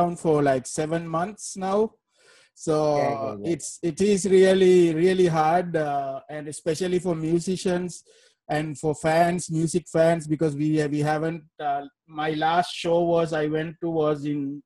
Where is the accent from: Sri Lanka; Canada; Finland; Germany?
Sri Lanka; moved away; I'm actually originally from Sri Lanka